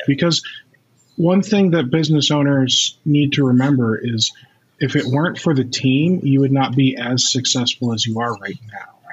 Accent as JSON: {"language": "English", "country": "United States", "said": "as an American"}